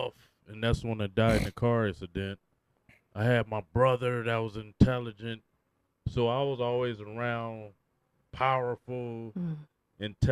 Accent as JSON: {"language": "English", "town": "Oakland", "region": "California", "country": "United States", "tie": "born or raised there", "said": "we was raised in East Oakland on East Street"}